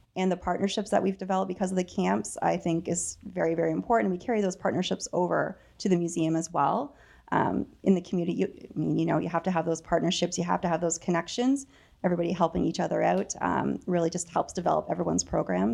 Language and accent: English; Dananagra, Ontario, Canada; moved away; I'm from Dananagra.